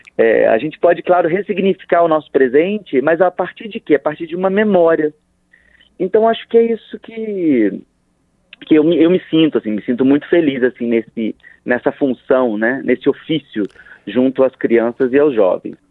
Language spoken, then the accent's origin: Portuguese; Rio de Janeiro, Brazil; Nós somos do Rio de Janeiro